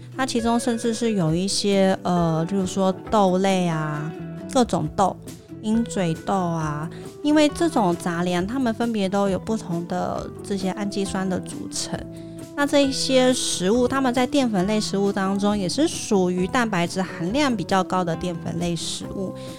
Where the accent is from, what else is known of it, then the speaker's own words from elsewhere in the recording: Taiwan; 尤其是我们台湾人普遍习惯外食嘛